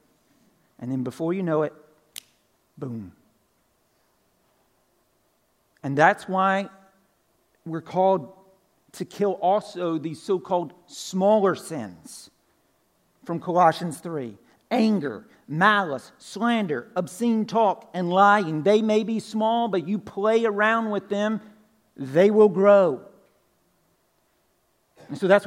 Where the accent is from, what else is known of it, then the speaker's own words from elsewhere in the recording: Pine Log, Georgia, United States; I'm originally from Pine Log, right? Northwest Georgia, country, way out in the country. Grew up on a farm